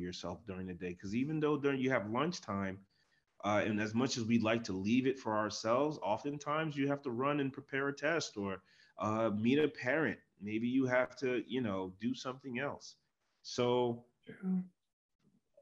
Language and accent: English; New Jersey, United States; I'm from New Jersey